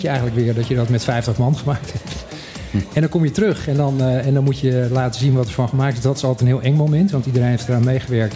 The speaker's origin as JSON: {"language": "Dutch", "country": "Curaçao", "tie": "born or raised there", "moved": "yes", "lives_now": "Bonaire", "said": "ik ben opgegroeid op Curaçao"}